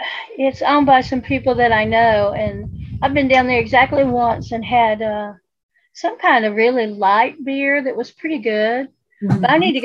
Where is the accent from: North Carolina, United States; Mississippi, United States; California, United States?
North Carolina, United States; Asheville; I'm from Beer City, USA